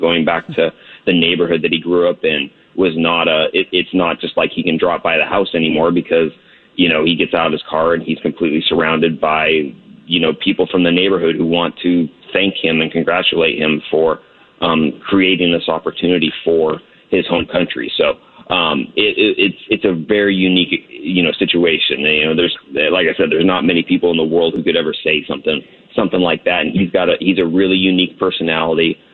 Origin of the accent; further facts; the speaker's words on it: United States; I'm from the U.S.